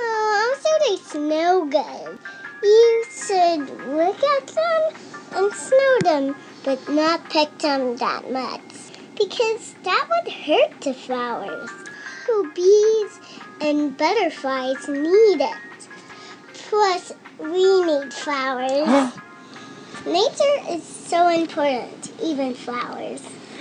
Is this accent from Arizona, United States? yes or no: yes; Arizona, United States